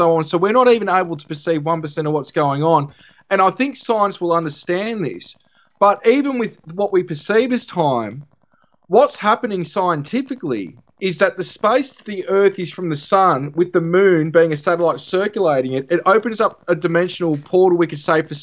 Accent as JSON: {"language": "English", "town": "Albury", "region": "New South Wales", "country": "Australia", "moved": "as an adult", "lives_now": "Rutherglen, Australia", "said": "I'm originally from Albury, which is about 40 minutes away."}